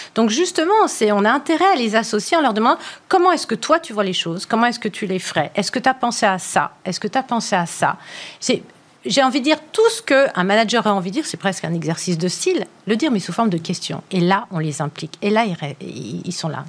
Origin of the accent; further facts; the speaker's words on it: France; chez nous en France